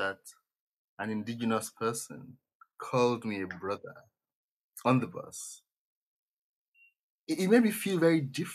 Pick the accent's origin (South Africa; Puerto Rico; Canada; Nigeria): Nigeria; moved away; I grew up in a majority, in fact, an absolutely black society